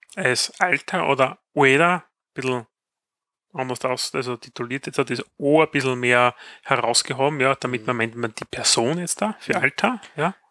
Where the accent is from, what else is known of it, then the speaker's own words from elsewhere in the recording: Styria, Austria; bei uns in der Steiermark